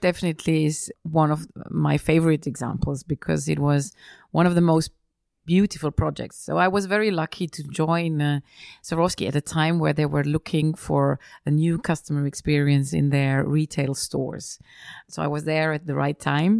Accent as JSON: {"language": "English", "town": "Feldkirch", "region": "Vorarlberg", "country": "Austria", "tie": "born or raised there", "also_born_or_lived": "Vienna / Milan / London", "moved": "as an adult", "said": "I was, uh, raised and born in, in Austria, uh, just on the border to Switzerland"}